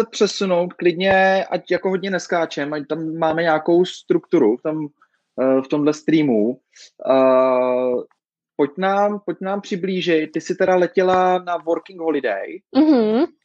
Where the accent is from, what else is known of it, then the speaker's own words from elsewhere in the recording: Děčín, Ústí nad Labem Region, Czechia; No, my jsme z Děčína, takže to tam jako ze severu trošku známe, ten most.